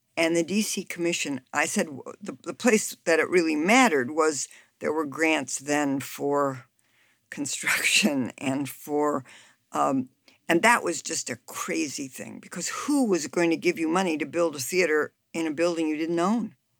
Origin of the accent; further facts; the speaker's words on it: Chicago, Illinois, United States; now in Washington, DC, United States; I'm from Chicago